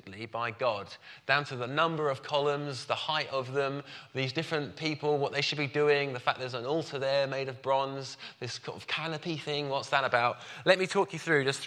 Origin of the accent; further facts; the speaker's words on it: Brighton, South East England, United Kingdom; I'm from Brighton